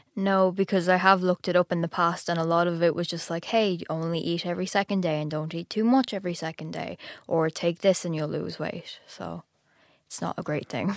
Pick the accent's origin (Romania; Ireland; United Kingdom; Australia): Ireland; I'm from Ireland, and I'm fourteen